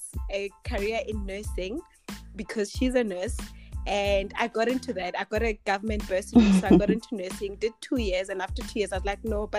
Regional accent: Tembisa, Gauteng, South Africa; also born or lived in Polokwane; now in Midrand, South Africa; I grew up in Tembisa. Currently stay in Midrand

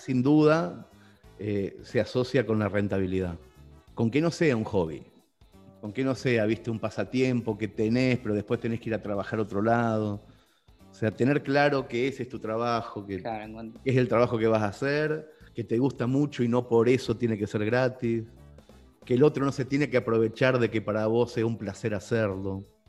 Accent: Mercedes, Buenos Aires Province, Argentina; born or raised there; moved away as an adult; now in Spain

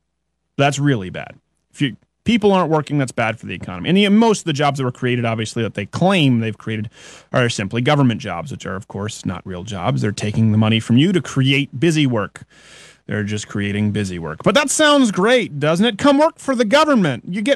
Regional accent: Belgium; English is a second language; Refugees have been caught as terrorists in the Paris attacks. So I'm from Belgium.

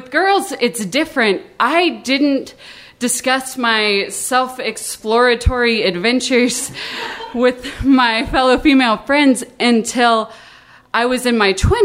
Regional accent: the South, United States; I grew up in the South going to a Presbyterian church every week

